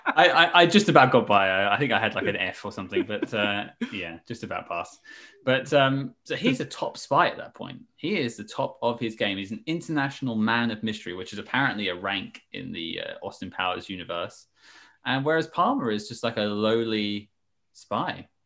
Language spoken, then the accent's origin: English; United Kingdom; I am clearly British.